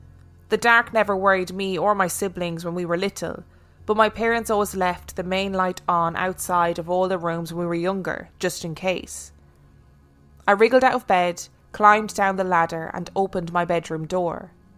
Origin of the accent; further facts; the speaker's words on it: Carlisle, North West England, United Kingdom; now in London, United Kingdom; I live and work in London, but I'm as northern as they come. I was born and raised in Carlisle, Cumbria, a city at the top of the Lake District bordering Scotland.